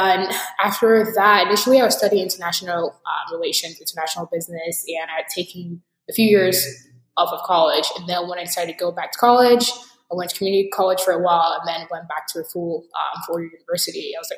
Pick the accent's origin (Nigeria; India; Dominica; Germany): Nigeria; now in United States; I'm a Nigerian American technologist, immigrant, podcaster, futurist, optimist.